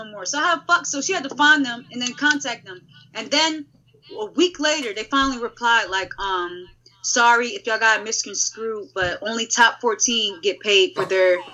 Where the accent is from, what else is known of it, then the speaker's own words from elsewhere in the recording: Philadelphia, Pennsylvania, United States; me and a shorty India from Philly. We're both from Philly